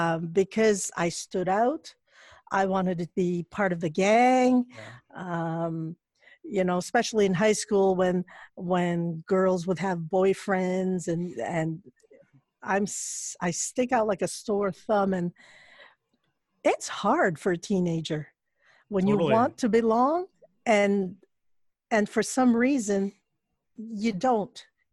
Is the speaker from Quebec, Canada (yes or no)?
yes; Montreal, Quebec, Canada; also born or lived in Quezon City, Philippines; I was born in Quezon City. We came to Montreal. I was 7 or 8 years old. So the last part of primary school onwards, that's where I came to Montreal.